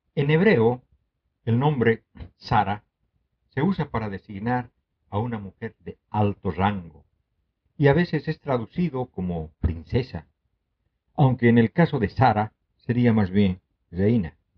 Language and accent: Spanish; Bolivia